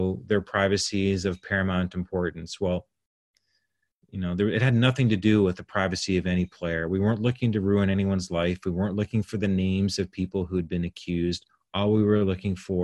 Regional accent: Canada; I'm Canadian

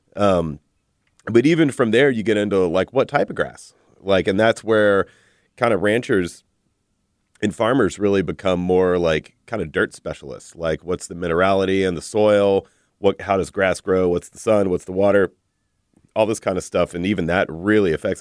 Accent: Texas, United States; I'm a Texan.

